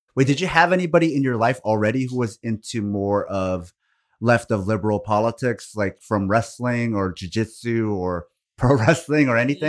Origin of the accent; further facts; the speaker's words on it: Portland, Oregon, United States; where I grew up in Oregon, Like, I grew up in the Portland, Beaverton area.